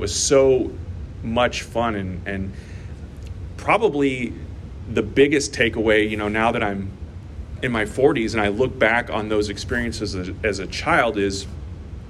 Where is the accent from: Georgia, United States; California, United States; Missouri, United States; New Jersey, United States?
Missouri, United States; St. Louis; I grew up in St. Louis